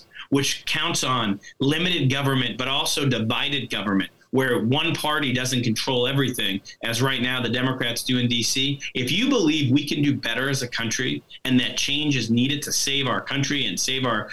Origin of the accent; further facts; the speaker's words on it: Pennsylvania, United States; the guy who represents my hometown, this guy Cartwright